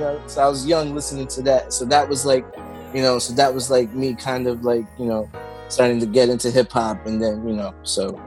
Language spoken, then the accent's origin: English; New Jersey, United States; also born or lived in Belleville, New Jersey; I'm a Jersey kid